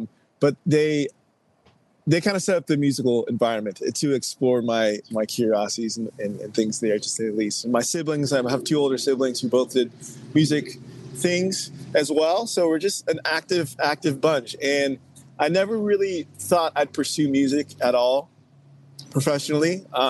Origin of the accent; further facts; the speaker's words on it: Texas, United States; now in Nashville, United States; I'm from Texas originally. I currently live in Nashville, but I'm from Texas.